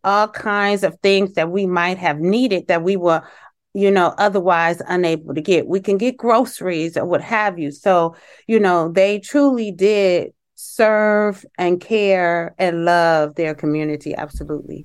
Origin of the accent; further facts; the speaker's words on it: Detroit, Michigan, United States; I'm from Detroit, Michigan